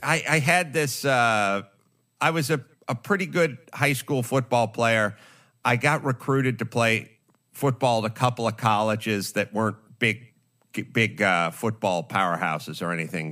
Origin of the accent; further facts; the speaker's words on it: Los Angeles, California, United States; I grew up in North Hollywood